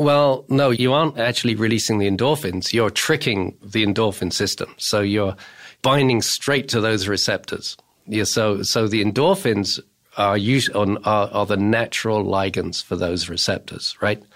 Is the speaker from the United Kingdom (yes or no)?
yes; England, United Kingdom; moved away as an adult; now in United States; I come from England and I started my opiate research in England.